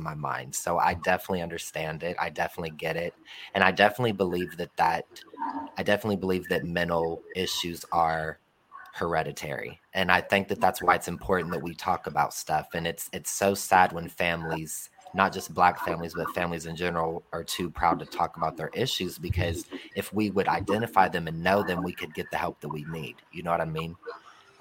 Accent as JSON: {"language": "English", "region": "Ohio", "country": "United States", "also_born_or_lived": "California", "moved": "as an adult", "said": "I went all the way to California, and I'm from Ohio"}